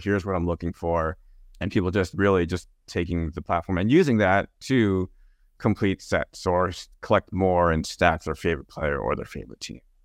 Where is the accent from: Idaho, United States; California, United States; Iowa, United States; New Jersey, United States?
New Jersey, United States; I grew up in New Jersey